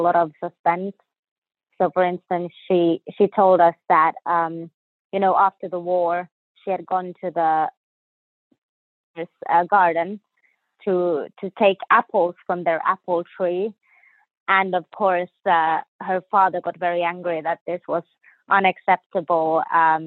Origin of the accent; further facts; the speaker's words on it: Finland; moved away as an adult; also born or lived in Sweden / Houston, United States; now in Jacksonville, United States; I was born in Finland, so in North Europe.